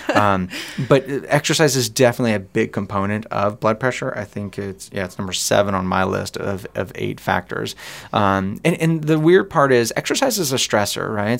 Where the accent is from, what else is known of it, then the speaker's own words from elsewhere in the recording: United States; we're American